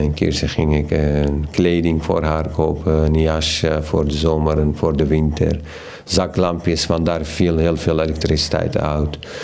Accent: Iraq; Dutch is a second language; moved away as an adult; now in Netherlands; de stad verlaten waar ik geboren ben

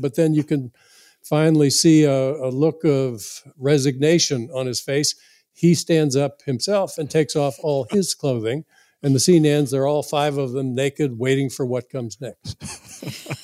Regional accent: South Florida, United States; a young boy growing up in South Florida

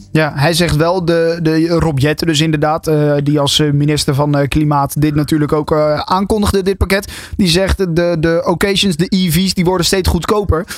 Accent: Netherlands; als Nederland zijnde

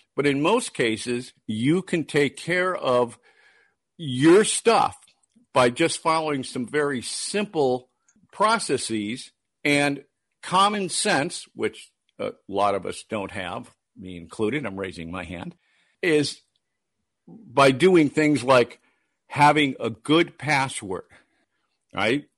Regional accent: Detroit, Michigan, United States; moved away; also born or lived in Minneapolis; I was born and raised in Detroit

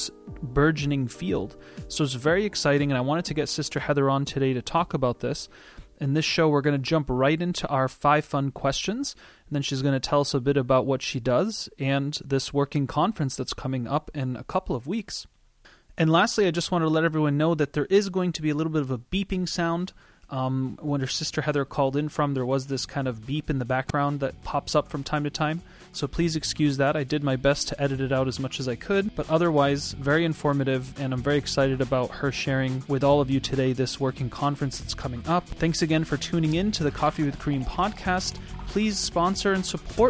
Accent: Boston, Massachusetts, United States; I grew up in Boston

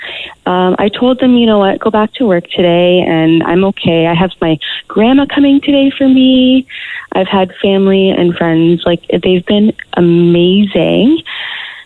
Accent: Canada; I'm Guyanese. Well, my dad is Guyanese. I'm Canadian

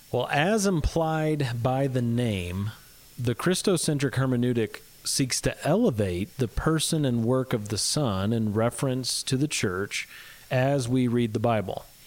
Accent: Midwest, United States; accent: Midwest; my Midwest accent

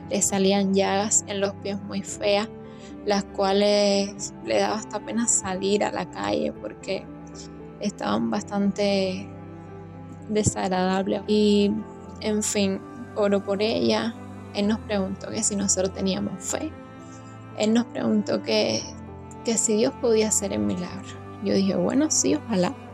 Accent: Havana, Cuba; Soy de La Habana, Cuba.

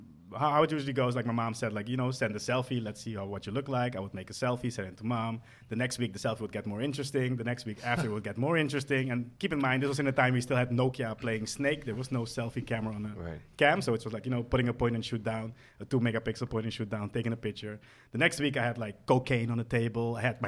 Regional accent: Curaçao; now in Amsterdam, Netherlands; I grew up in Curaçao

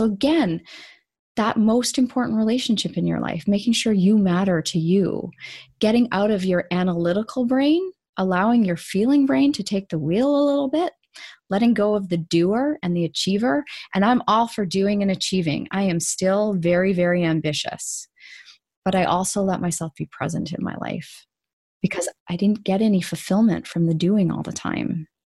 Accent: Canada; also born or lived in Vancouver; I'm Canadian.

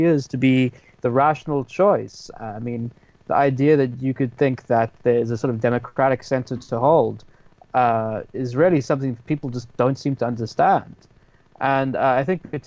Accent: South Africa; now in London, United Kingdom; as a South African used to a protest culture

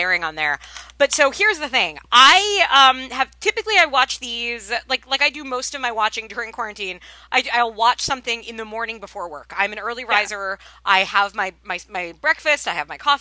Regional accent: Long Island, New York, United States; I've tried faking a Long Island accent, which is obviously where I'm from

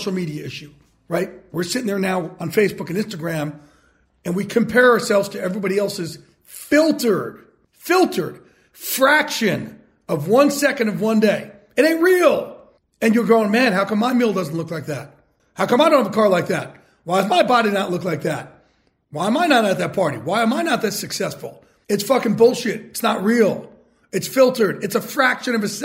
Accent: Jersey Shore, New Jersey, United States; I grew up in the Jersey Shore

